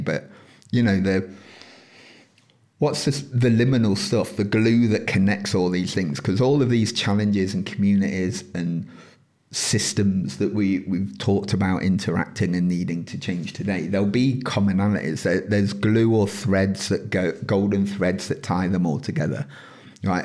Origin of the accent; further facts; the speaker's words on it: United Kingdom; within this country, yes, we're British